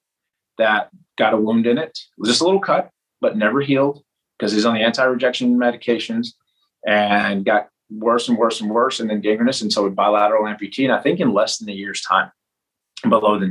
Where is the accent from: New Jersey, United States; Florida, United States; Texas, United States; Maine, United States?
Texas, United States; Lubbock; I was up from the Lubbock area